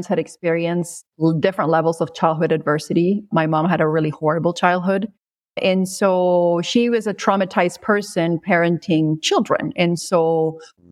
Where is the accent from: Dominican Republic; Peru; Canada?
Peru; moved away; I grew up in Peru